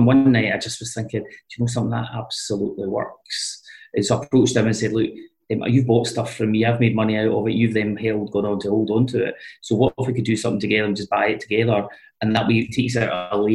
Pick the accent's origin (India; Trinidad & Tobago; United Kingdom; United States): United Kingdom; East Kilbride, Scotland; I grew up in East Kilbride